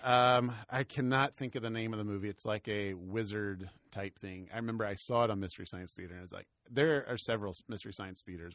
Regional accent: the South, United States; We're both from the South.

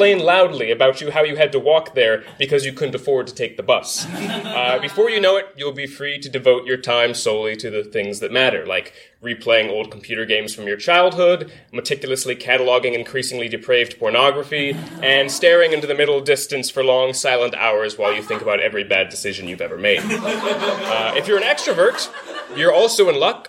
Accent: Virginia, United States; my own home state, Virginia

